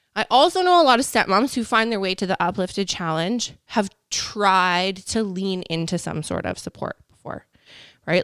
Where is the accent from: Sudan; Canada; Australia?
Canada; We're, we're Canadian up here